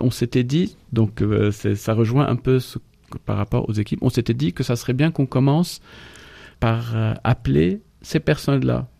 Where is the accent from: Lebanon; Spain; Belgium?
Lebanon; moved away as an adult; now in France; nous, en tant que Libanais, on peut pas dire que nous sommes seulement francophones